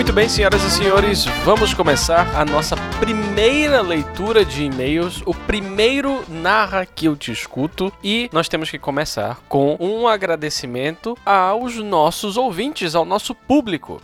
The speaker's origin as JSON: {"language": "Portuguese", "region": "Pará", "country": "Brazil", "said": "Somos nortistas"}